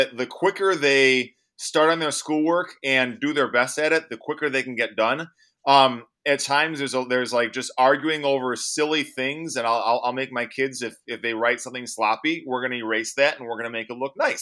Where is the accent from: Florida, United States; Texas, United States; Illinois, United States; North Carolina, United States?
Illinois, United States; Chicago; now in Eau Claire, United States; So prior to living in Eau Claire, Wisconsin, I grew up in Chicago, Illinois.